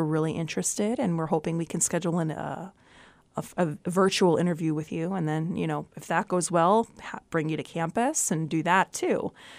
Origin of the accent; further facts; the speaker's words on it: Brooklyn, New York, United States; born there; I guess because I was born in Brooklyn, right? And my dad and my mom lived in Brooklyn or whatever.